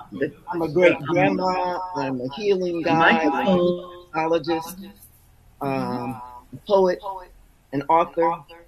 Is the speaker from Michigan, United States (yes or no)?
yes; Detroit, Michigan, United States; also born or lived in Indianapolis, Indiana; I am from Detroit, a.k.a. Detroit, Michigan, and Indianapolis, Indiana. I attended Indiana Purdue University and married in Indianapolis and Purdue. I'm sorry, and Maryville College here in Detroit.